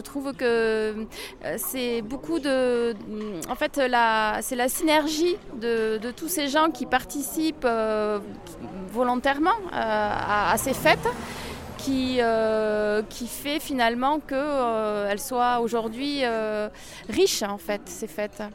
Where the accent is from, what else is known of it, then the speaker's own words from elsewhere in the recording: Bayonne, Nouvelle-Aquitaine, France; Je suis native de Bayonne